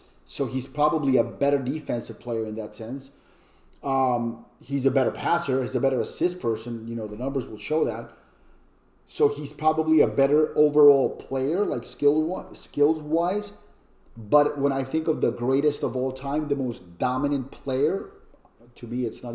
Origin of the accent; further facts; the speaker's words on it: Colombia; also born or lived in New York; now in Orlando, United States; I didn't even know anything about basketball growing up in Colombia